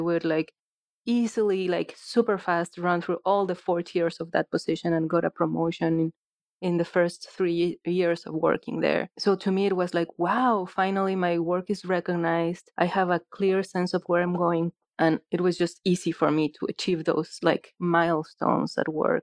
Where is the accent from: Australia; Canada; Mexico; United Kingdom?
Mexico; Guanajuato; moved away as an adult; also born or lived in Mexico City / Medford, Oregon; now in United States; I was born in Mexico City, and then my family moved to another state called Guanajuato, and I was raised in Guanajuato for most of my life.